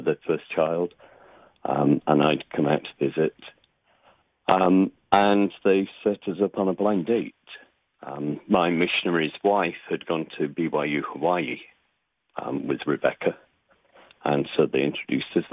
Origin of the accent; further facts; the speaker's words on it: Nottingham, East Midlands, United Kingdom; moved away as an adult; now in United States; I grew up near Nottingham, England, right by Sherwood Forest, and moved to the U.S., gosh, 13 years ago.